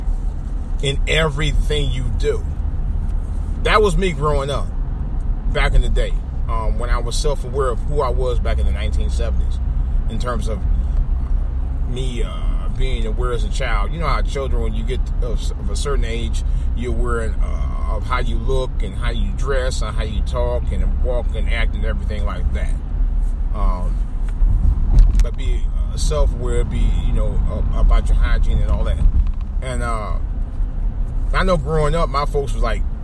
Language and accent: English; Cleveland, Ohio, United States; also born or lived in Washington metropolitan area (DMV); now in Washington metropolitan area, United States; growing up in Cleveland, and even since I've been down here in the DMV for the last 30 years